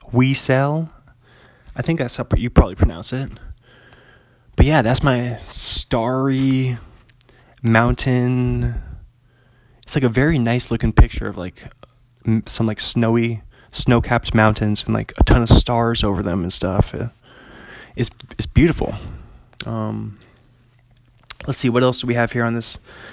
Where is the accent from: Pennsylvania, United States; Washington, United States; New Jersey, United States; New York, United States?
Washington, United States; Seattle; they're still my hometown baseball team